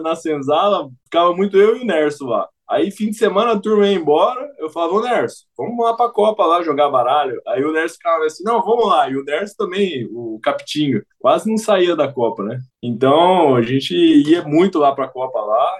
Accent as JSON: {"language": "Portuguese", "town": "Campo Grande", "region": "Mato Grosso do Sul", "country": "Brazil", "said": "Sou aqui de Campo Grande, Mato Grosso do Sul"}